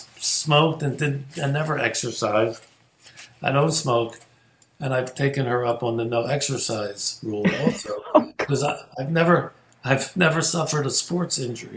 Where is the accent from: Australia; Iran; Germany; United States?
United States; Philadelphia, Pennsylvania; moved away; also born or lived in New York; So growing up in Logan was really fascinating. My saving grace was we had the same house for 20 years. The first 20 years of my life, I was in the same house.